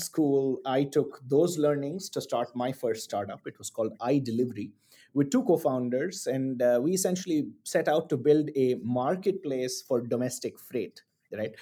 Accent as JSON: {"language": "English", "town": "Chennai", "region": "Tamil Nadu", "country": "India", "tie": "born or raised there", "also_born_or_lived": "Singapore / New York / London", "moved": "as an adult", "said": "I was born and bred in Chennai in the south of India"}